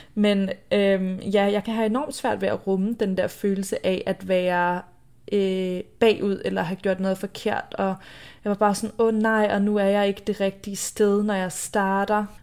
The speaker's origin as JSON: {"language": "Danish", "country": "Denmark", "moved": "yes", "said": "jeg er hjemme i Danmark"}